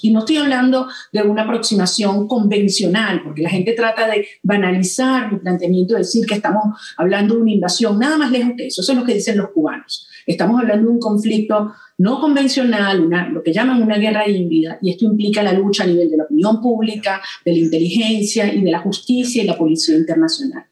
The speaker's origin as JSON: {"language": "Spanish", "country": "Venezuela", "said": "estoy aquí, en mi país y no en otra parte, porque estoy convencida que los venezolanos hemos dado todo"}